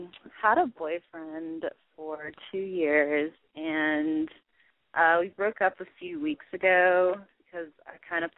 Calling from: Charlotte, North Carolina, United States; It's Charlotte, North Carolina.

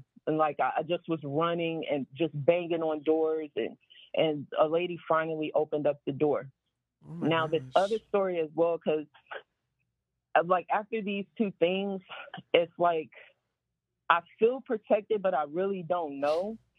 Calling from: Houston, Texas, United States; I'm calling from Houston.

